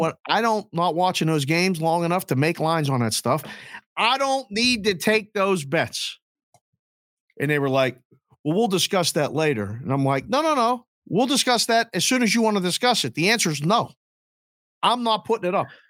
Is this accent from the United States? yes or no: yes; United States; also born or lived in Curacao; living and growing up in the United States